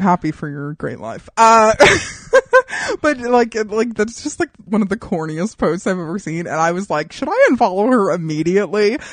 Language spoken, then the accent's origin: English; Southwest, United States; I'm from the Southwest too